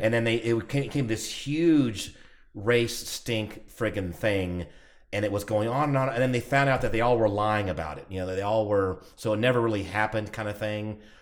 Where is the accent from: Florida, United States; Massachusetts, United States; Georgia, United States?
Georgia, United States; Atlanta; moved away; I'm from Atlanta area